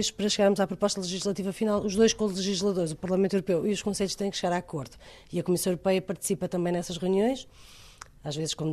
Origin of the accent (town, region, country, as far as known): Portugal